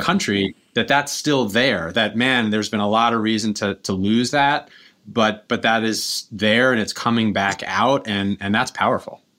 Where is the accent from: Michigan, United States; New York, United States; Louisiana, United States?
New York, United States; Kingston; I grew up here in Kingston, and, uh, my family's been here five generations